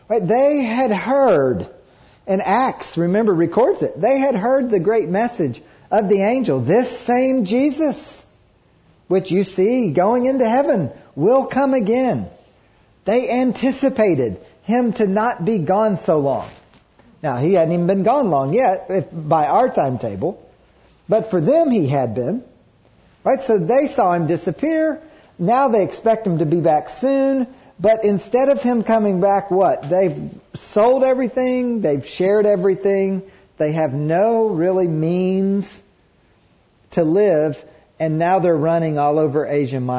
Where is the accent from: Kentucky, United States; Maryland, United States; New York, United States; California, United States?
Kentucky, United States; I grew up in Kentucky